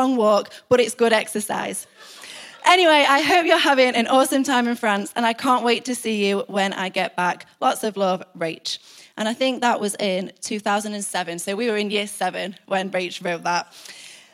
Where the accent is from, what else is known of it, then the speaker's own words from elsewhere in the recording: United Kingdom; we're British